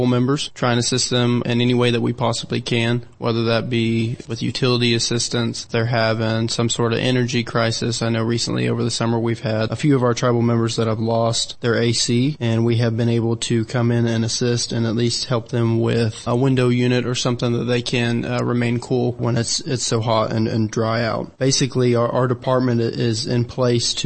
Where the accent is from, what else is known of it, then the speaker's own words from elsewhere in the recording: Kay County, Oklahoma, United States; also born or lived in Wichita, Kansas; Born and raised in Kay County